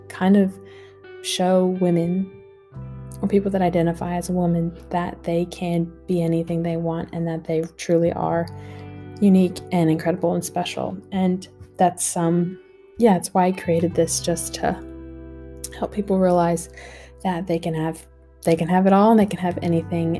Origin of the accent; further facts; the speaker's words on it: United States; now in Australia; I am an American girl living in Australia